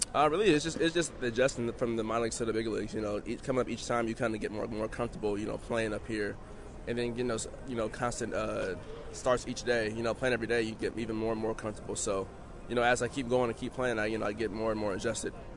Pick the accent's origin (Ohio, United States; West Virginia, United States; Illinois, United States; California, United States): California, United States; Oakland; as a kid growing up, I'm from Oakland, California